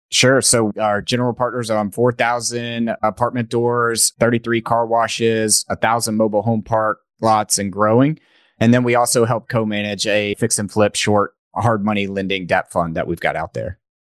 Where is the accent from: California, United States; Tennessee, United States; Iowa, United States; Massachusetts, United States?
Tennessee, United States; East; I grew up in East Tennessee